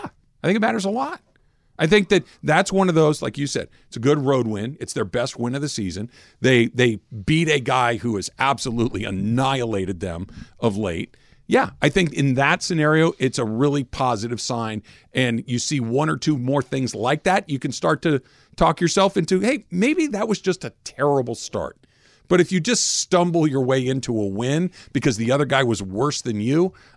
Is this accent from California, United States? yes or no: yes; California, United States; as a Californian